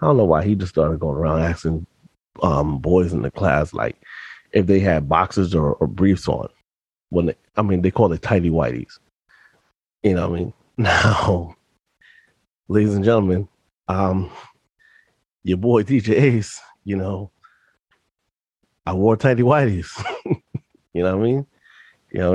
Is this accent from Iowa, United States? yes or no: no; New York, United States; also born or lived in Yonkers; I was in private school when I lived in the Bronx from pre-K to seventh grade, because during the seventh grade mid-year, we moved from the Bronx to Yonkers